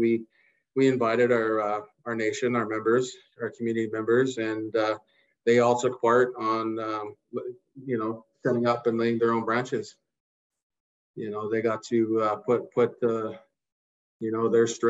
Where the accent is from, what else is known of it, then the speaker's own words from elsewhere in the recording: Lekwungen territory, British Columbia, Canada; growing up in the Lekwungen territory, I spent majority of my time with my cousins on Craig Flower Bridge fishing for herrings